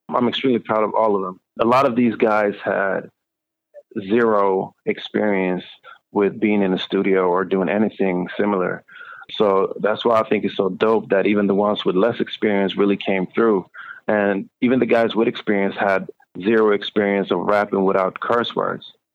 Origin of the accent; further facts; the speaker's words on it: Sweden; moved away as an adult; also born or lived in United States; I grew up in Sweden